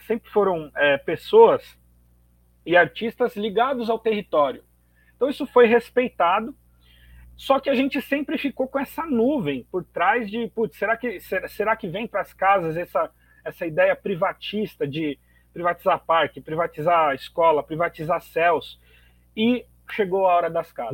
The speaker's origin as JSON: {"language": "Portuguese", "region": "São Paulo", "country": "Brazil", "said": "eu sou morador de Itaquera, na zona leste de São Paulo"}